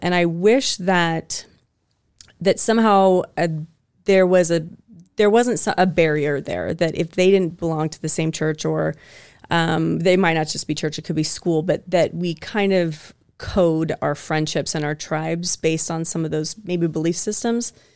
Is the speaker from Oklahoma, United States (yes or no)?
no; Spokane, Washington, United States; also born or lived in the South; now in Meridian, United States; I'm originally from Spokane, and so really I'm just, I mean, I grew up f, fifteen minutes outside of Idaho